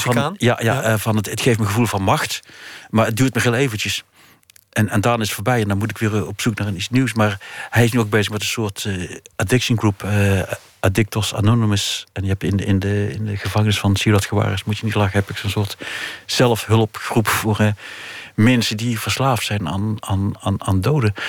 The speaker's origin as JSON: {"language": "Dutch", "region": "North Brabant", "country": "Netherlands", "said": "als Brabander"}